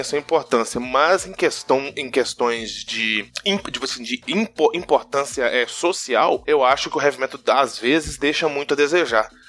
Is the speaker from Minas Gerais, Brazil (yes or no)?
yes; Vale do Aço, interior of Minas Gerais, Brazil; Interiorzão de Minas, interiorzão uhum. mesmo. Aqui nós chamamos Vale do Aço